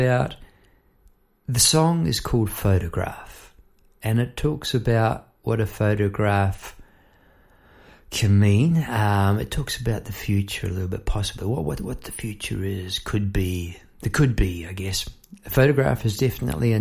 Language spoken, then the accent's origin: English; Melbourne, Victoria, Australia; I'm from Melbourne, Australia